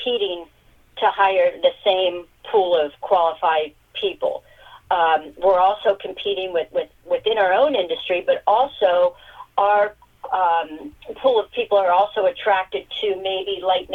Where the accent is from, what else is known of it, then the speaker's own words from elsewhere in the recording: Columbus, Ohio, United States; I grew up in the Columbus suburb, and large family, Catholic schools